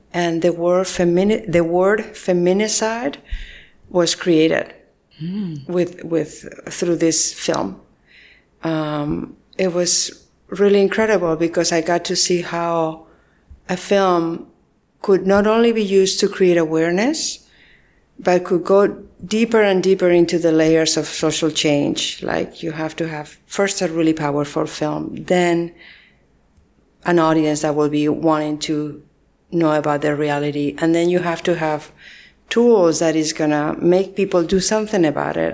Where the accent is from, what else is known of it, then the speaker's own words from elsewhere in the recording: Spain; moved away as an adult; also born or lived in San Francisco, United States; I was born and raised in Spain and all my family is there